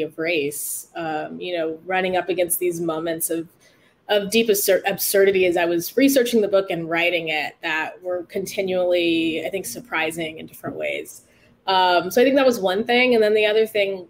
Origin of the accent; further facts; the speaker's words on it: Oceanside, California, United States; I grew up in Oceanside